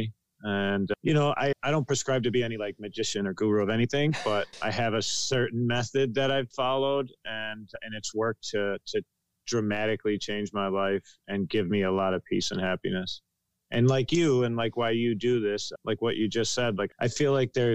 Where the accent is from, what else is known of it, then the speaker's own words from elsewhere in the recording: Buffalo, New York, United States; I'm from Buffalo, New York